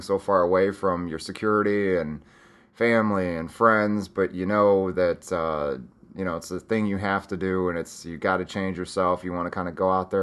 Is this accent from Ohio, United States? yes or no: yes; Northeast Ohio, United States; also born or lived in San Diego, California; now in Arizona, United States; I'm from good old Northeast Ohio. Northeast Ohio.